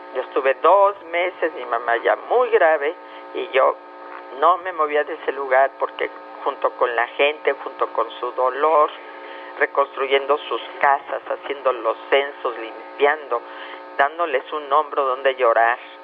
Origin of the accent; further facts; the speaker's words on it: Mexico; como mexicanos